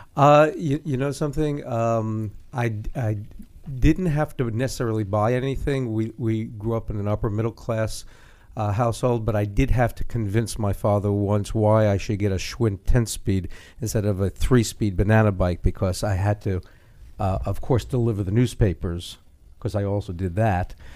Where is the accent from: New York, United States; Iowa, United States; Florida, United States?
New York, United States; New York City; Brooklyn, New York